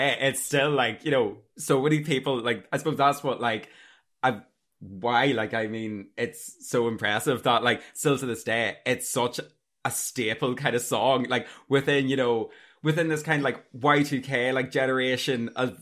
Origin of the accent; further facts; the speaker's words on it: Armagh, Northern Ireland, United Kingdom; accent: Nordy; I'm like from Armagh